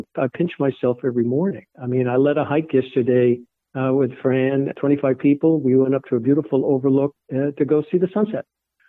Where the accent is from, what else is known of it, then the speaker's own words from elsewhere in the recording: Massachusetts, United States; half of the staff here at the Last Green Valley came from away. I came from Massachusetts